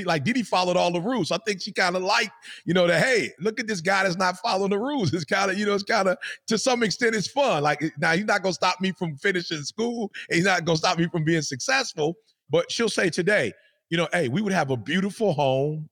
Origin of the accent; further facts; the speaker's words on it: Detroit, Michigan, United States; I'm from Detroit.